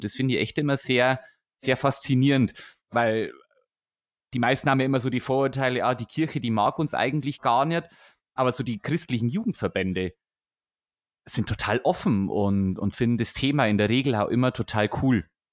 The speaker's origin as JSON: {"language": "German", "town": "Weiden", "region": "Bavaria", "country": "Germany", "moved": "yes", "lives_now": "Augsburg area, Germany", "said": "wir kommen beide aus der Oberpfalz. Also ich komme aus der Weidner Ecke"}